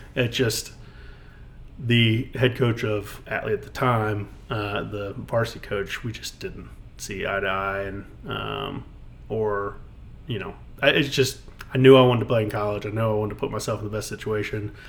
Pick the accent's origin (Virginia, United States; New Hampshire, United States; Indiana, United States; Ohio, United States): Virginia, United States; Mechanicsville; Mechanicsville, um, born and raised.